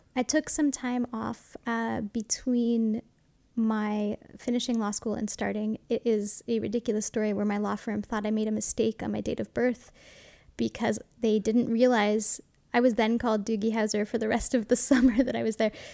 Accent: Montreal, Quebec, Canada; moved away as an adult; I grew up in the West Island, not far from the airport

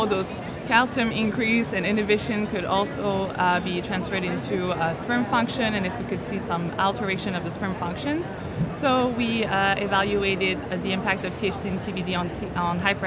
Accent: Geneva, Switzerland; I'm from Switzerland, Geneva, actually

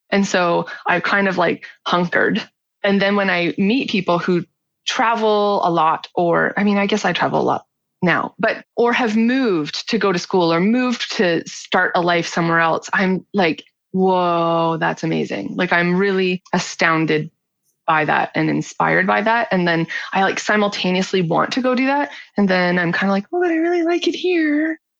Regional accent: Canada; also born or lived in Nova Scotia / Victoria; So I'm from Nova Scotia, like the easternmost part of Canada, and then my mom we moved out to Victoria, like the westernmost part, and then we went back

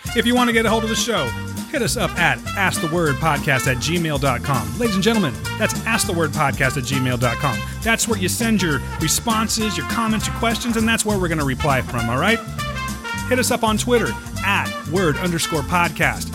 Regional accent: Fresno, California, United States; we're from Fresno, from California. We have Highway ninety-nine

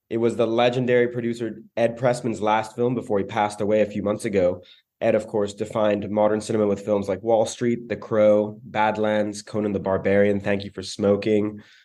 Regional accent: Singapore; Growing up in Singapore, I always felt super connected to India. My high school was something like one-third South Asian.

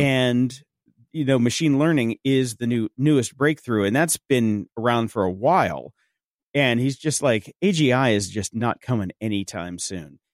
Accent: Chicago, Illinois, United States; I'm from Chicago

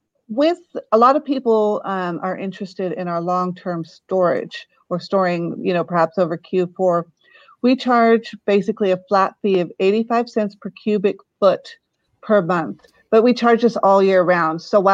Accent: Maryborough, Queensland, Australia; now in United States; we came from Australia right over near Maryborough, Queensland, and landed right in the middle of Central Oregon.

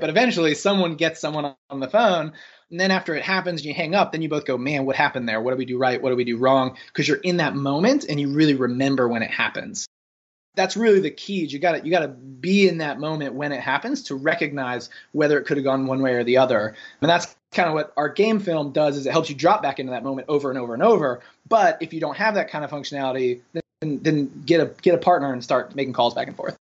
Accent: North Carolina, United States; moved away as an adult; also born or lived in San Francisco; I'm originally from North Carolina, uh, went to U N C

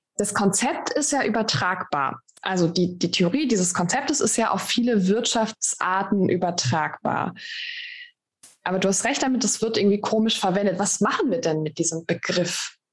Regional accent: Baden-Württemberg, Germany; Ich komme aus dem Badischen, bei uns sagt man, mein Gott, das ist eine Luftpump.

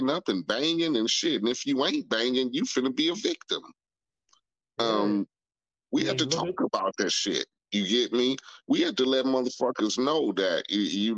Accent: Compton, California, United States; growing up in Compton, living where I lived in a neighborhood called Spooktown

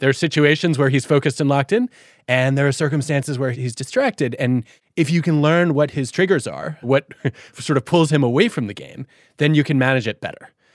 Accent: Detroit, Michigan, United States; Growing up in Detroit

